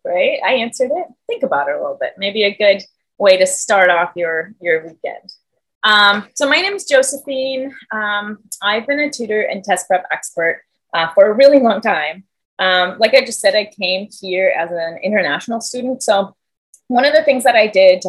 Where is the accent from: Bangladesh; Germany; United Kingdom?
Germany; English is a second language; moved away as an adult; So I'm from Germany, born and raised, and I moved here when I was 20 years old and went to college here.